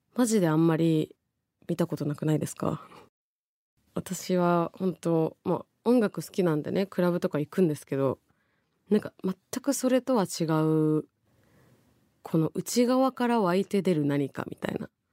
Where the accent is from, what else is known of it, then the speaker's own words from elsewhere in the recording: Tokyo, Japan; 王子出身なんで